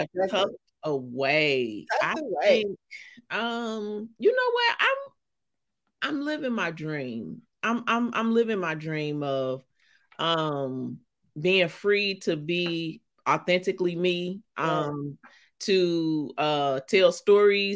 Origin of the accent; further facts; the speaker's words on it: St. Louis, Missouri, United States; accent: St. Louis accent; now in New York, United States; I'm from St. Louis, Missouri.